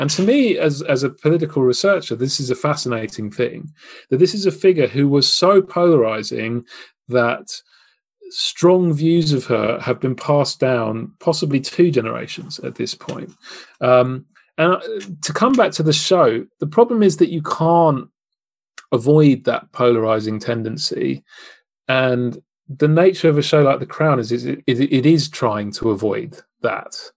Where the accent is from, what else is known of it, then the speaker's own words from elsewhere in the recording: United Kingdom; as a Brit